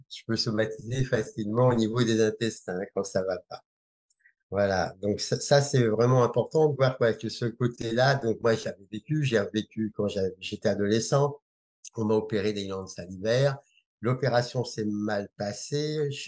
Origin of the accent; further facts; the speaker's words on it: Algeria; born there; Dès, la naissance, voilà, je suis né en Algérie